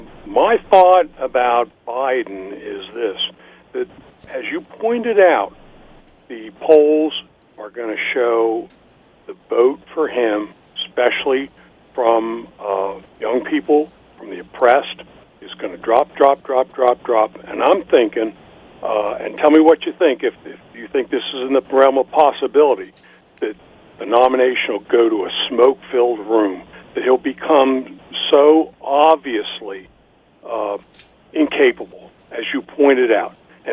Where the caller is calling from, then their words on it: Sykesville, Maryland, United States; Hey, this is … calling from Sykesville.